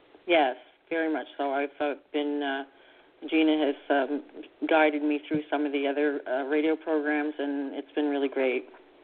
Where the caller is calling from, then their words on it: Canada; I'm calling from Canada.